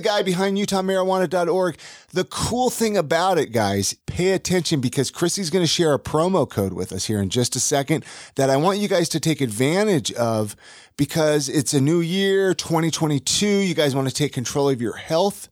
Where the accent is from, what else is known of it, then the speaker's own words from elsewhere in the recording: Ventura, California, United States; moved away; I grew up in Ventura, California, so I grew up without snow